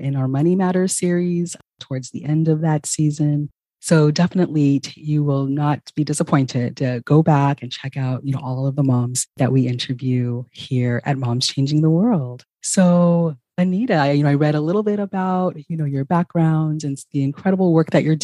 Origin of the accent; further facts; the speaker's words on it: Ghana; moved away; I am originally from Ghana